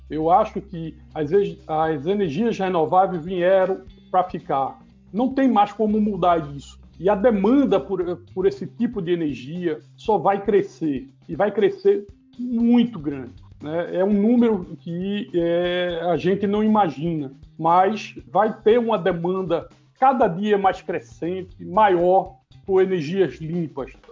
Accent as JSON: {"language": "Portuguese", "region": "Northeast Region", "country": "Brazil", "said": "Então, eu acho né, como um bom nordestino, o que eu posso dizer"}